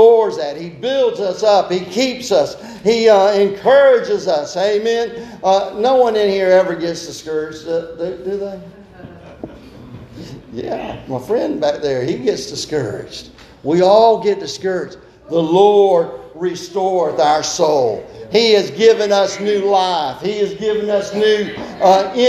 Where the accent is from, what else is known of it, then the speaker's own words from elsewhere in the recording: Tybee Island, Georgia, United States; I was raised on Tybee Island, and so the school that I went to was Tybee Elementary School right down there